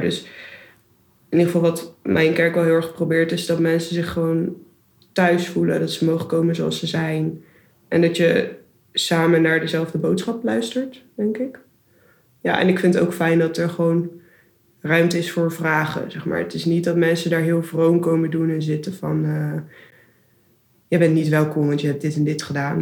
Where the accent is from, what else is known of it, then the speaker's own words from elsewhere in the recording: Houten, Utrecht, Netherlands; moved away as an adult; also born or lived in Rotterdam; ik kom uit Houten bij Utrecht en ik ben daar christelijk opgevoed door mijn ouders.